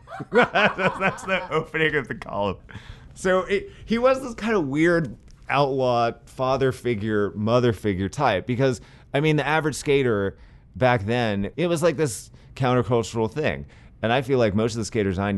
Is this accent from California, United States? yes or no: yes; San Francisco, California, United States; I grew up skating in San Francisco